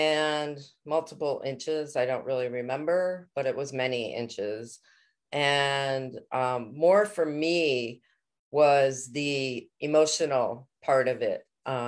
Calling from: Connecticut, United States

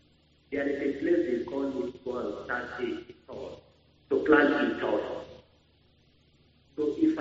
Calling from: Bauchi, Nigeria; I'm calling from Bauchi.

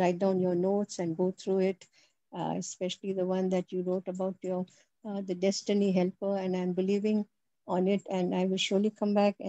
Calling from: Patiala, Punjab, India; also born or lived in Delhi; I would also like to testify that I am speaking from Patiala. I shifted from Delhi 2 years, 4 years back. And I'm part of a Punjabi Hindi parish.

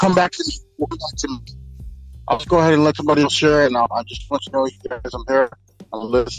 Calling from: Santa Maria, California, United States; I'm calling from Santa Maria, California.

